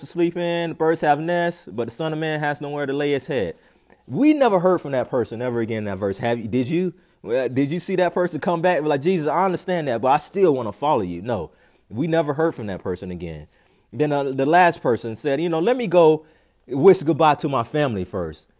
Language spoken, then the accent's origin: English; North Carolina, United States; moved away; also born or lived in Orlando, Florida / Tampa, Florida; I'm from North Carolina